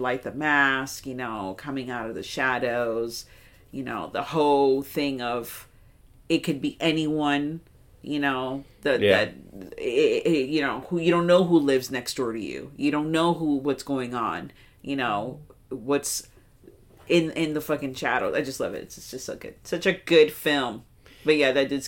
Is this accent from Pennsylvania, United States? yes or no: no; New York, United States; I'm in my hometown, so I'm gonna be in New York